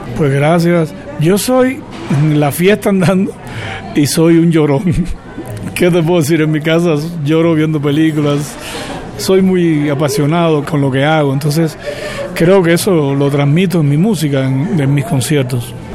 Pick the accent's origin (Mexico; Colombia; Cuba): Cuba; moved away; en Cuba me quedan mis padres